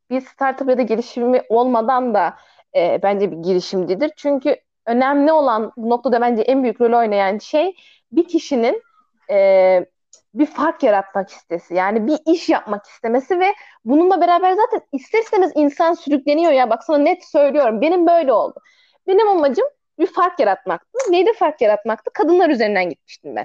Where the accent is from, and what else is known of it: Aegean Region, Turkey